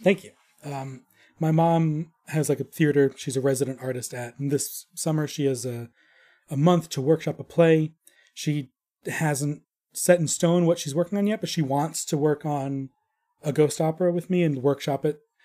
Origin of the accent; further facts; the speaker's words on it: New York, United States; moved away as an adult; now in Arizona, United States; I'm from New York